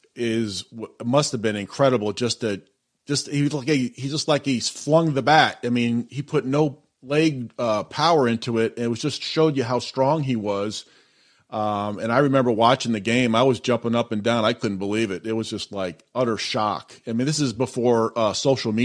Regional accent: Massachusetts, United States; I grew up in the Massachusetts area, so I would go see the Red Sox play in the 80s

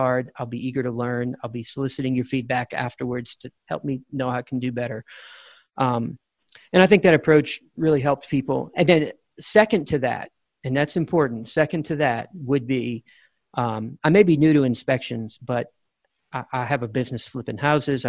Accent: Louisiana, United States; moved away as an adult; now in Texas, United States; I was born and raised in Louisiana. I've been in Texas for 22 years

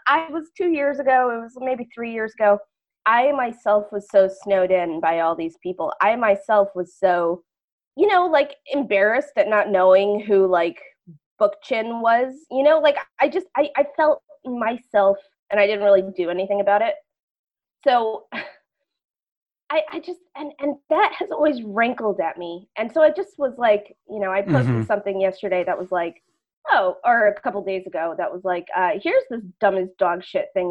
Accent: Schenectady, New York, United States; I'm from Schenectady

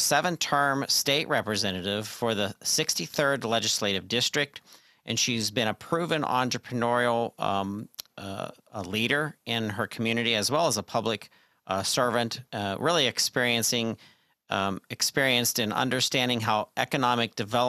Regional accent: Pennsylvania, United States; my home state expertise, the great state of Pennsylvania.

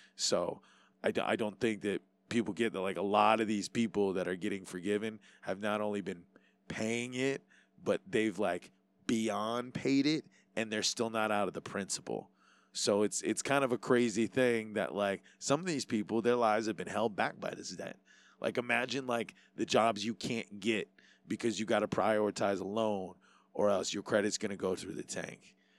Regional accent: Hawaii, United States; being Hawaiian

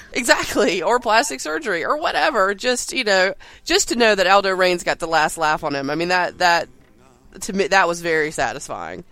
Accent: North Carolina, United States; accent: southern; I'm a southerner I don't know my, if my accent t- doesn't tell you. And I'm I've lived in, in North Carolina my entire life

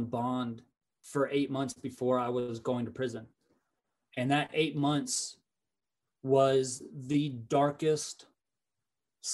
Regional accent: Fort Collins, Colorado, United States; I was from Fort Collins

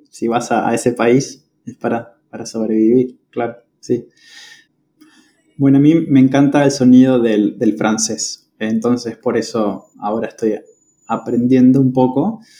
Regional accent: Patagonia, Argentina; now in Córdoba, Argentina; Exacto, sí. Estoy en, Córdoba eh, viviendo hace ya varios años, muchos años.

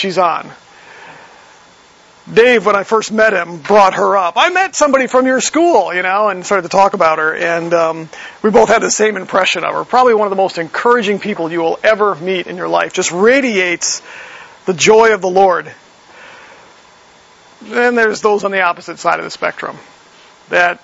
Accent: Wisconsin, United States; I grew up in Wisconsin.

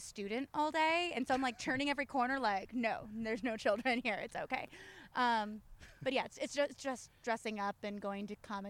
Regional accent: Chino, California, United States; also born or lived in Los Angeles; I actually grew up in Chino. I was born in L.A.

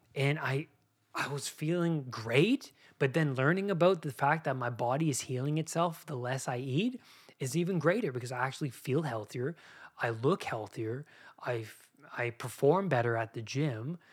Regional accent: Canada; I grew up in Canada

